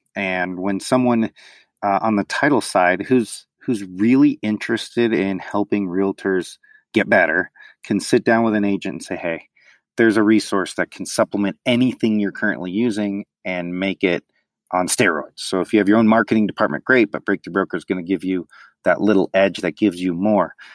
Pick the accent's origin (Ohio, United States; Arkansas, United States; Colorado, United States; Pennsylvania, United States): Colorado, United States; Denver; born and raised in Denver, but both parents are from New York City